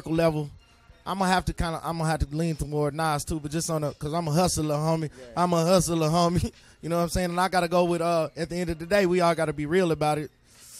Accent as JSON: {"language": "English", "region": "Alabama", "country": "United States", "said": "because I ain't from New York. I'm from Alabama."}